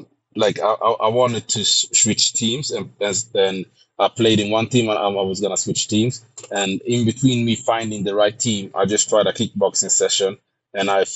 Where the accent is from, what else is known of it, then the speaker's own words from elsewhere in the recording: Sweden; I'm born and raised in Sweden